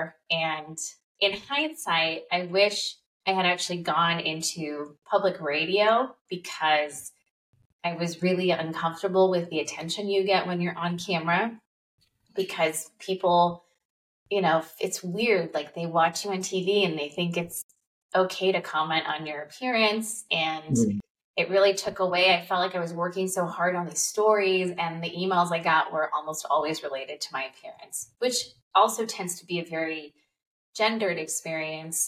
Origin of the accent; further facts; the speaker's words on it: Southern California, United States; I grew up in Southern California, and when I was in high school